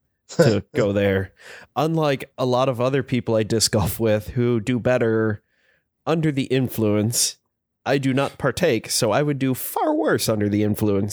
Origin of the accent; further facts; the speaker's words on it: Illinois, United States; moved away; growing up in Illinois